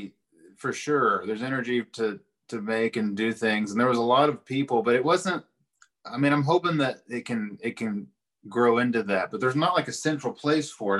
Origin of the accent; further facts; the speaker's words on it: Eastern Kentucky, United States; growing up in Eastern Kentucky